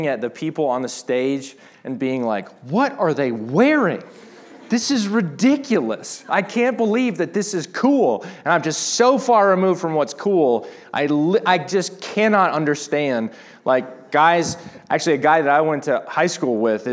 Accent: Atlanta, Georgia, United States; moved away; I grew up going to Passion because I was from Atlanta

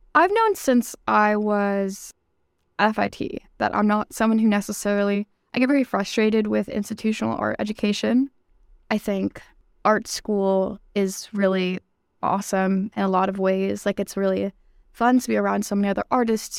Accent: New York City, New York, United States; moved away as an adult; now in Boston, United States; I'm from New York City. I grew up in Brooklyn

